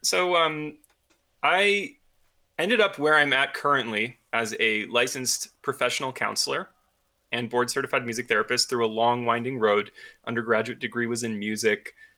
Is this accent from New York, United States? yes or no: yes; upstate New York, United States; now in Colorado, United States; I'm from upstate New York